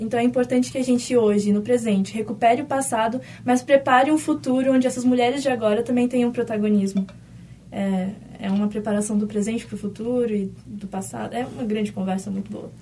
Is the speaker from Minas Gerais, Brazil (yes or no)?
no; São Paulo, Brazil; now in Porto Alegre, Brazil; eu não sou daqui, né? Eu sou de São Paulo